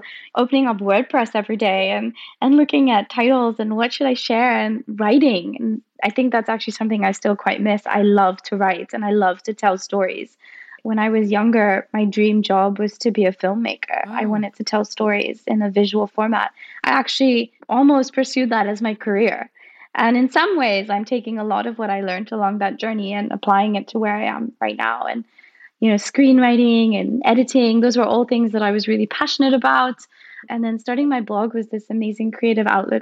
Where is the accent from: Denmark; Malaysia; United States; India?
India; Mumbai, Maharashtra; moved away as an adult; now in London, United Kingdom; I was born and raised there, actually, and my whole family still lives there. So for 18 years of my life, I grew up in the hustle and bustle of Bombay.